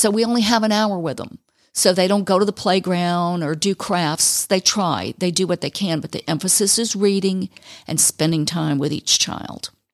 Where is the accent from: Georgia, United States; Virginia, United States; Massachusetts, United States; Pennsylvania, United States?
Georgia, United States; Fulton County; moved away as an adult; also born or lived in Panama City, Florida; I grew up in Fulton County